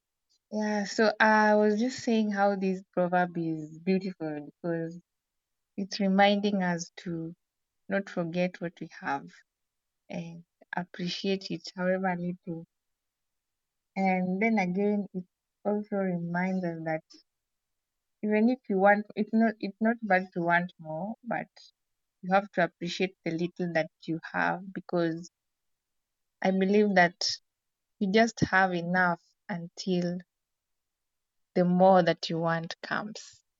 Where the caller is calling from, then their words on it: Kenya; I'm joining from Kenya. … I'm joining from Kenya.